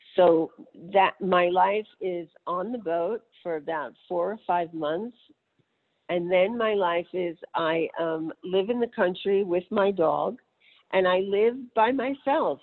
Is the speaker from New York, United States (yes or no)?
yes; New York City, New York, United States; I grew up in New York City